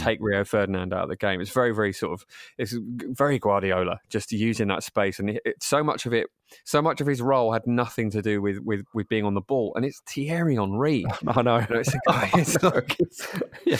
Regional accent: England, United Kingdom; proud English

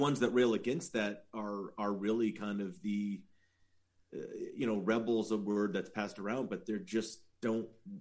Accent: the Valley, California, United States; I'm from the Valley

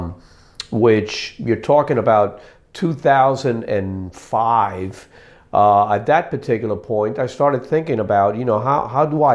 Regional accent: New York City, New York, United States; also born or lived in Cuba; I was a very small political refugee when I got here, but I was raised in the city of New York

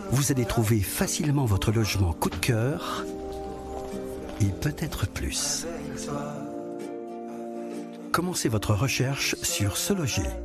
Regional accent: France; C'est assez surprenant pour nous en tant que Français

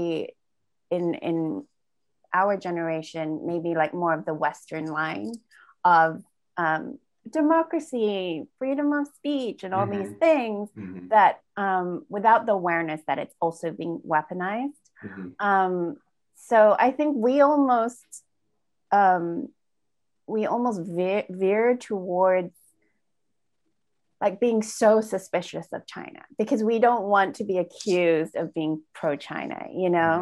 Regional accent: Malaysia; also born or lived in United Kingdom; we're both Malaysian Chinese British

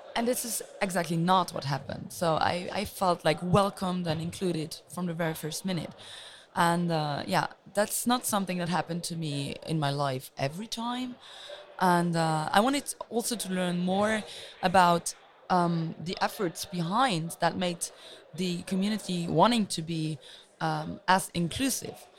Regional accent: Luxembourg; I'm originally from Luxembourg, which is a very small country

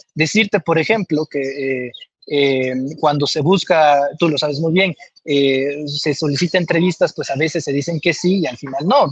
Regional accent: Comalcalco, Tabasco, Mexico; yo soy de Comalcalco, Tabasco

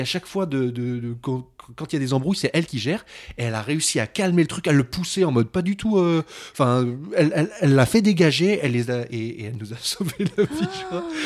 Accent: France; on est français

